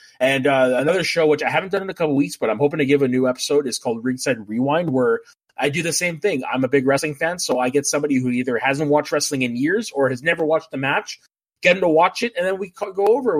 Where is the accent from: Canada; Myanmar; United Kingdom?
Canada; also born or lived in Terrace; I get a lot for being French Canadian.